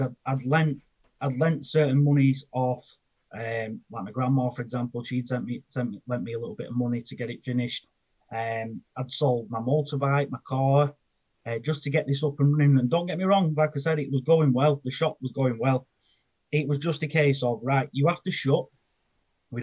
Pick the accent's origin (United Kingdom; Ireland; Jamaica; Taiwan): United Kingdom; Preston, North West England; I'm from Preston in Lancashire. And growing up, I was basically a bit of a sod